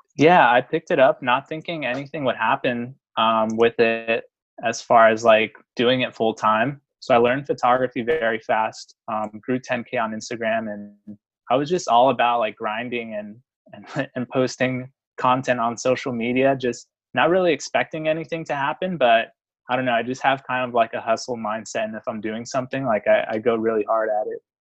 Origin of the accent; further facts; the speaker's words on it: San Francisco, California, United States; I'm from San Francisco, California